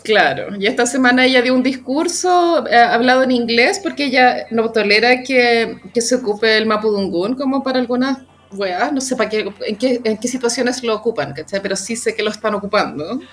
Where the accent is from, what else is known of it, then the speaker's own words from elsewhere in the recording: Chile; como chilena relevante